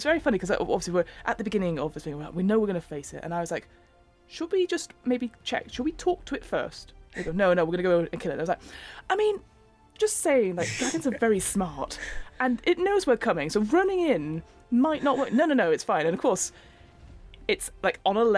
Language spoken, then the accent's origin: English; United Kingdom; now in United States; as a British person in America